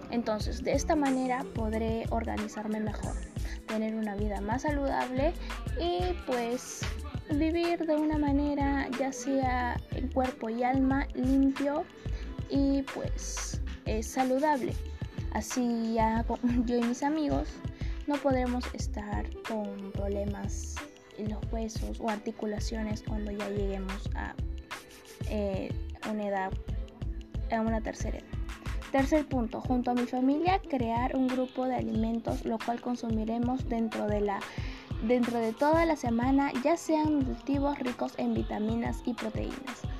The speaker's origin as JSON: {"language": "Spanish", "country": "Peru", "said": "Nosotros como peruanos debemos saber valorar lo que nos pertenece"}